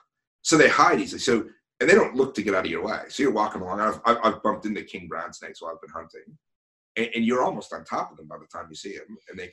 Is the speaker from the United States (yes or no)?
yes; next to New York City, Connecticut, United States; now in Australia; where I grew up, it's right next to New York City.